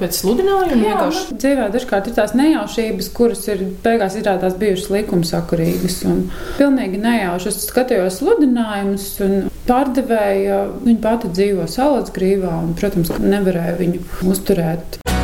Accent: Ķekava, Ķekava Municipality, Latvia; also born or lived in Riga; now in Salaspils, Latvia; Un es esmu dzimusi pāri upītei Vimbu krogā

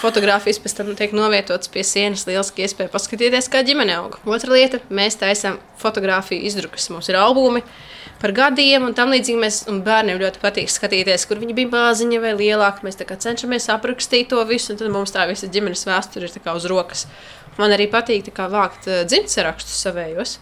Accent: Līvāni, Latgale, Latvia; moved away as an adult; now in Jelgava, Latvia; nodzīvojusi 17 gadus Latgalē, es jūtos tomēr kā līvāniet, kā latgalieti joprojām

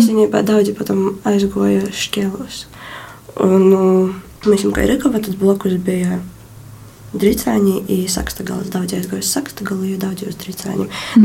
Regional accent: Rikava parish, Rēzekne municipality, Latgale, Latvia; esmu no nu, Rieziņas novada Rikavas pogusta

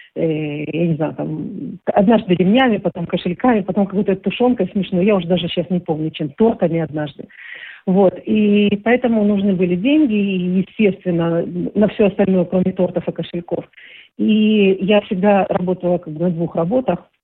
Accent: Rostov-on-Don, Rostov Oblast, Russia; moved away as an adult; now in Israel; Ростов-на-Дону очень не мой родной город, да, в котором я родилась.

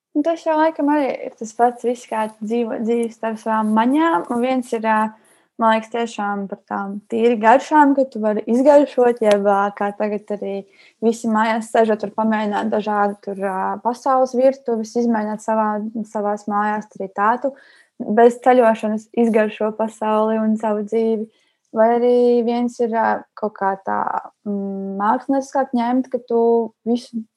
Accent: Latvia; jo mēs esam visi latvieši, visi šeit dzīvojam

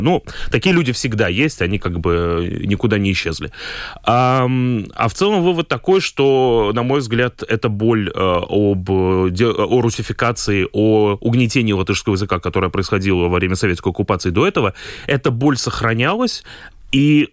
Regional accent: Daugavpils, Latgale, Latvia; accent: Daugavpils; moved away as an adult; now in Riga, Latvia; я уроженец Даугавпилса, и первые 18 лет своей жизни провел в Даугавпилсе

